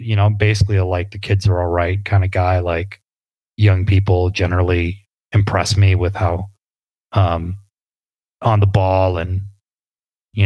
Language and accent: English; New England, United States; I grew up in New England